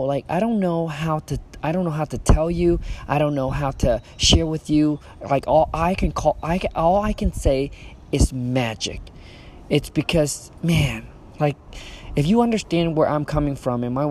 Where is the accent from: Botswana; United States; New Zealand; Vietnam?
Vietnam; moved away; when I was raised back in Vietnam